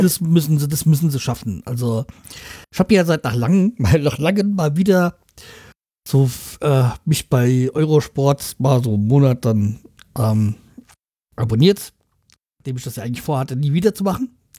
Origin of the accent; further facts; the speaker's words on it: Hanau, Hesse, Germany; aus meiner Heimatstadt, Hanau